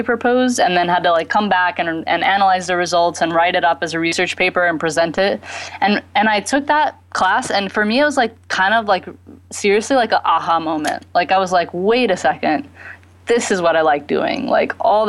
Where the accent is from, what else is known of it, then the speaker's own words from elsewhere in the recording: Texas, United States; moved away; also born or lived in Bahamas; I grew up in Texas